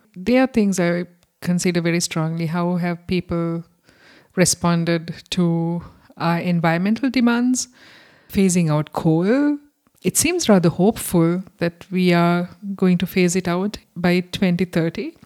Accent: Sri Lanka; now in Germany; I'm from Sri Lanka

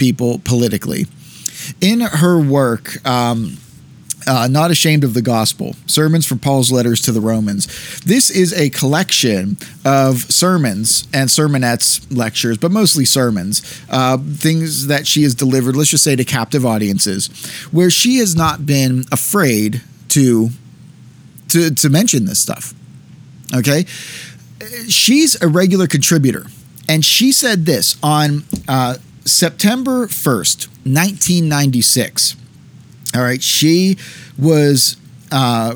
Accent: United States; as an American Christian

